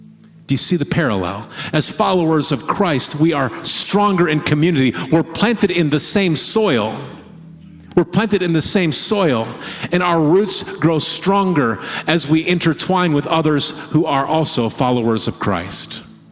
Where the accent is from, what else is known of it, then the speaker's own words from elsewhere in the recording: Midwest, United States; and as a Midwesterner, there's been times that I have called something a mountain.